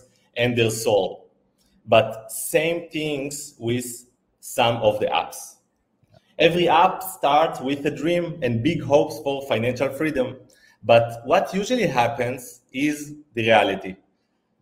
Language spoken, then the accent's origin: English; Israel; moved away as an adult; also born or lived in Italy / Thailand; now in Phuket, Thailand; I'm originally from Israel. I lived there